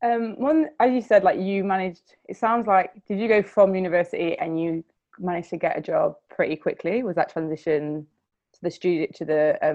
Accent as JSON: {"language": "English", "town": "Nottingham", "region": "East Midlands", "country": "United Kingdom", "said": "I'm from Nottingham."}